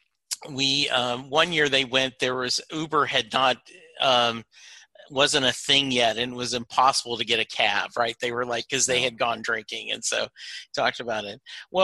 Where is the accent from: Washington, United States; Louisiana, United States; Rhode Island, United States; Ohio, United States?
Louisiana, United States; Rosepine; also born or lived in Lake Charles; growing up in Lake Charles, we, you know, in Rosepine, we listened to both kinds of music, country and Western.